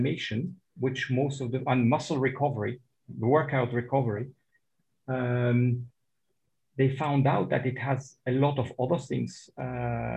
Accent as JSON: {"language": "English", "country": "Switzerland", "tie": "born or raised there", "moved": "yes", "lives_now": "Dubai, United Arab Emirates", "said": "I was born in Switzerland"}